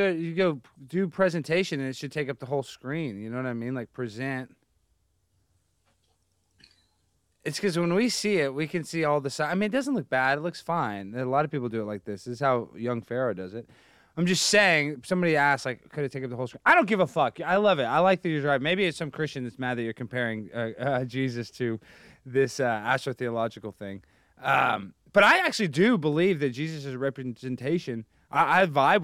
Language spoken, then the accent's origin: English; Texas, United States; I'm from Texas